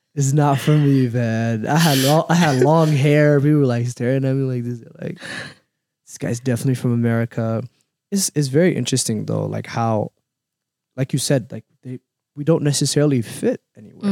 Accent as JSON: {"language": "English", "town": "Minneapolis", "region": "Minnesota", "country": "United States", "tie": "born or raised there", "also_born_or_lived": "Somalia", "said": "I grew up in Cedar"}